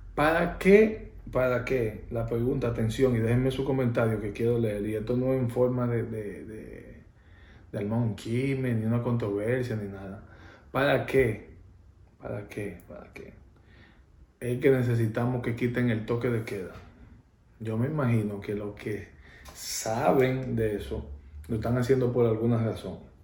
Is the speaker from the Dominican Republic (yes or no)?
yes; Dominican Republic; en mi país